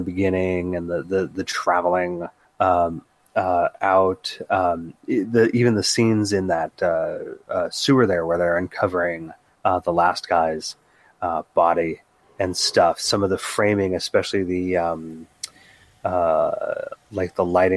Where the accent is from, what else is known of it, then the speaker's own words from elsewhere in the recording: United States; I'm an American